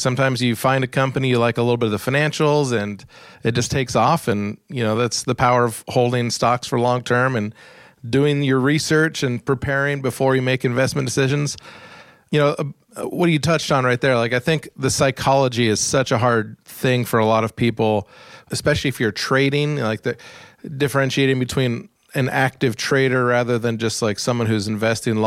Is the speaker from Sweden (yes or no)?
no; Anchorage, Alaska, United States; I grew up in Anchorage, Alaska